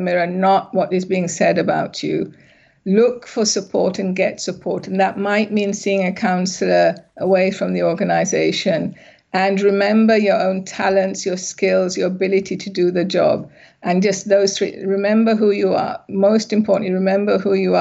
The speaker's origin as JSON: {"language": "English", "region": "England", "country": "United Kingdom", "tie": "born or raised there", "also_born_or_lived": "Sri Lanka", "said": "I'm originally from Sri Lanka, but I grew up in England."}